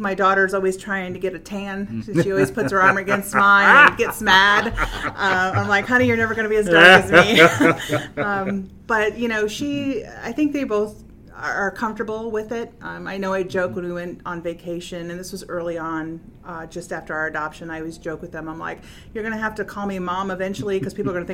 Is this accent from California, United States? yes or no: no; Fort Wayne, Indiana, United States; I am from Fort Wayne. My parents are from Texas